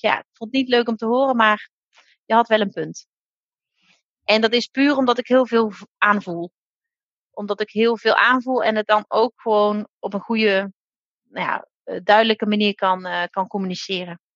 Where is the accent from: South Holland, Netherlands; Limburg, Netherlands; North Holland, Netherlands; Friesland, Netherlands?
Limburg, Netherlands; now in Drenthe, Netherlands; Ik ben zelf een Limburgse, dus nou, ik kom wel echt ver van hier